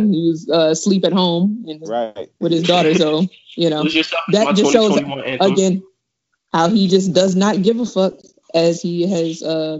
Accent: Detroit, Michigan, United States; I grew up on this busy street that crosses 8 Mile called Gratiot. I grew up 6 blocks off of 8 Mile.

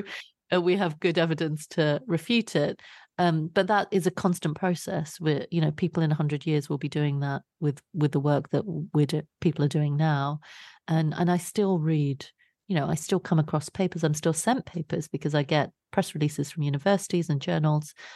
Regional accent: London, United Kingdom; I grew up in Southeast London

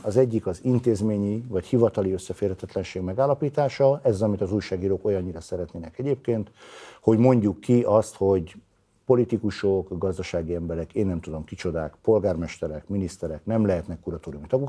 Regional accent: Veszprém, Veszprém County, Hungary; mint veszprémi ember

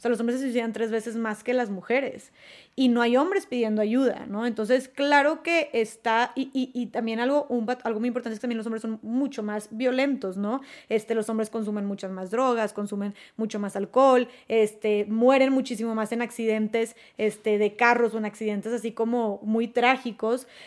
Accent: Monterrey, Nuevo León, Mexico; yo soy de Monterrey

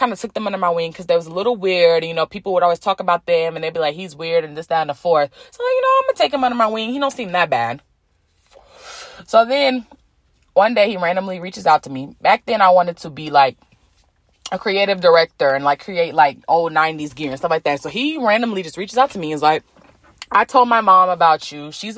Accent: Alabama, United States; I'm from Alabama.

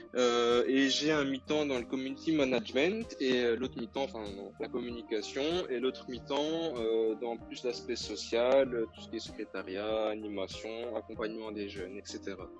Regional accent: Poland; je suis polonaise

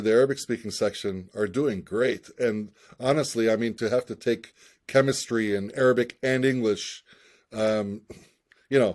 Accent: United States; also born or lived in Ramallah, Palestine; I was born and raised in the United States

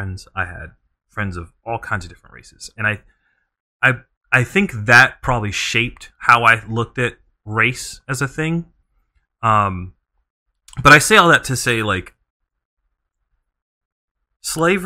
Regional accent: Bishopville, South Carolina, United States; I grew up in South Carolina, pretty racist state to be in, and I grew up in a very, like, southern-esque, like, city. It's called Bishopville, South Carolina.

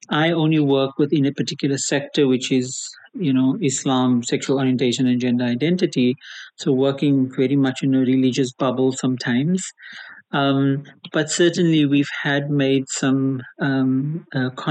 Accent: Cape Town, Western Cape, South Africa; Uh, I'm born and bred in Cape Town.

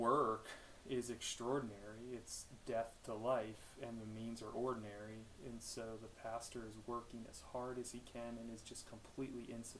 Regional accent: Maryland, United States; I grew up in Maryland.

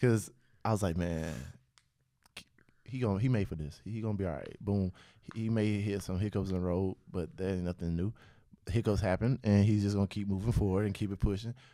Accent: Pensacola, Florida, United States; I grew up in Pensacola.

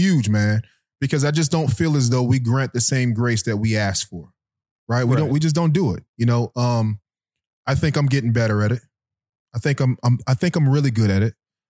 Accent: Guilford, Florida, United States; I went to St. Elizabeth Worship Center growing up in Guilford, Florida.

